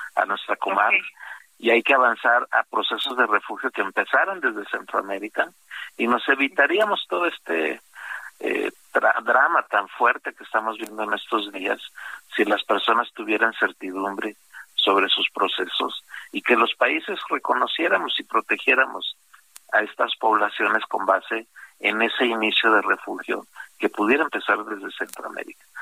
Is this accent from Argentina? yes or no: no; Mexico; 30% somos mexicanos, porque también nosotros ya estamos otra vez yendo a Estados Unidos